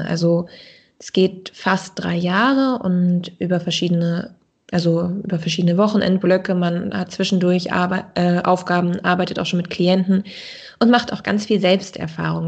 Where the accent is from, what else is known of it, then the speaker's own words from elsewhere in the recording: Dithmarschen, Schleswig-Holstein, Germany; also born or lived in Baden-Württemberg; now in Kiel, Germany; ich bin in Dithmarschen aufgewachsen an der Nordsee